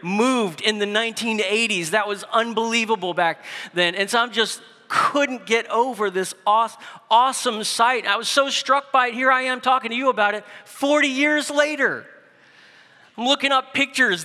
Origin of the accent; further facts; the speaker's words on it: New Orleans, Louisiana, United States; growing up in New Orleans